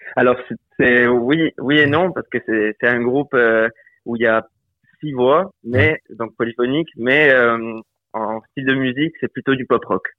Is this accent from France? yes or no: yes; Bastia, Corsica, France; moved away as an adult; now in Nancy, France; Je suis né à Bastia, j'ai grandi à Bastia, j'ai passé toute ma vie